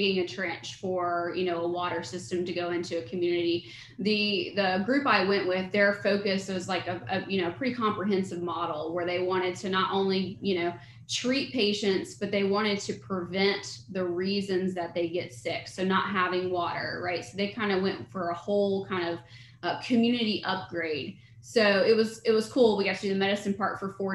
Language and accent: English; Mississippi, United States; moved away as an adult; also born or lived in Virginia; now in Cary, North Carolina, United States; I was born and raised in Mississippi. That's where I grew up